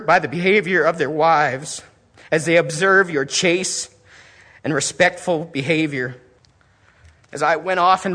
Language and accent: English; Portland, Oregon, United States; moved away; We are from Portland. I was living in Portland